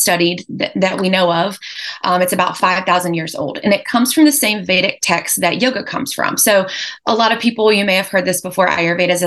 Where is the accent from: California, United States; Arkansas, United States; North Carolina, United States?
North Carolina, United States; Lexington; I'm local from North Carolina. I was born and raised in Lexington, North Carolina.